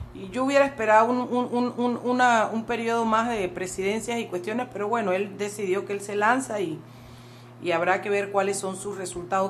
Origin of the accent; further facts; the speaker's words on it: Chiriquí, Panama; yo siempre seré Panamá y Chiriquí